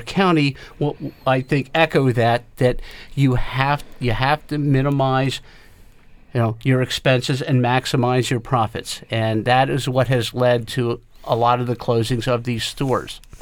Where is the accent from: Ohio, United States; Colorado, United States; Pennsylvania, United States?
Pennsylvania, United States; South Central; growing up in the South Central Pennsylvania area and, and still being here